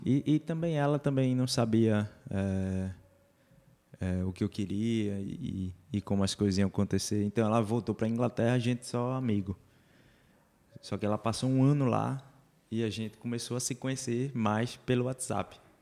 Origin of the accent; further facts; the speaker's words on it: Curado, Pernambuco, Brazil; now in Olinda, Brazil; sou um curadense, como você